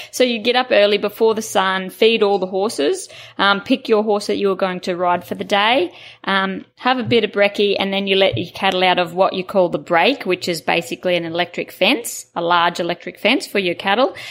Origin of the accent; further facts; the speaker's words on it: Taroom, Queensland, Australia; I was born in Taroom in Queensland. Um, we had a family property there, and it was just free range as kids.